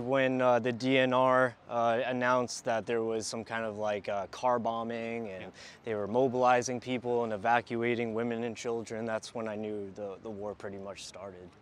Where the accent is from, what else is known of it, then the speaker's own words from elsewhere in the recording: Newport, Rhode Island, United States; moved away as an adult; also born or lived in southern New England; now in Odessa, Ukraine; growing up in Rhode Island, growing up in southern New England, I was always near the coastline